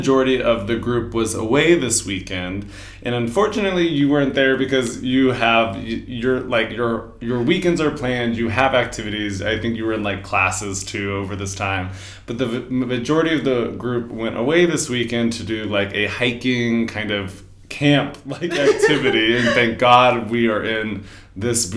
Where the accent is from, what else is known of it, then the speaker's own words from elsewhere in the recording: Denver, Colorado, United States; moved away; I am from Denver, Colorado